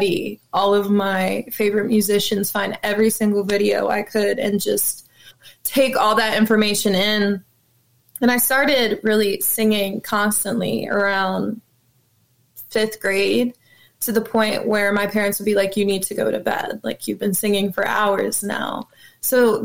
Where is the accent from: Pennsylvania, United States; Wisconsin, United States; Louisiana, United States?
Pennsylvania, United States; Levittown; I grew up in a place called Levittown, Pennsylvania